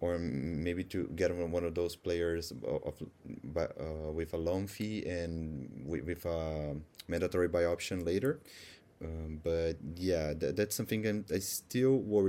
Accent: Brazil; I also write some stuff in Portuguese as well, as I'm from Brazil

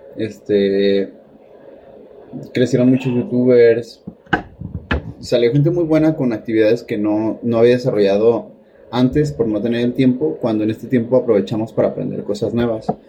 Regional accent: Mexico; los mexicanos somos

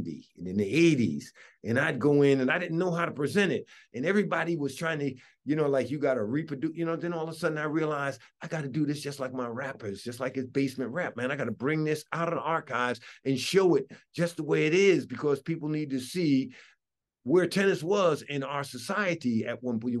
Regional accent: New Jersey, United States; moved away as an adult; now in Amherst, United States; I'm from New Jersey, so I grew up going to New York.

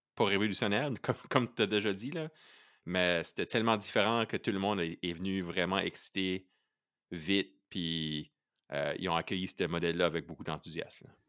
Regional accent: Canada; On est des Acadiens

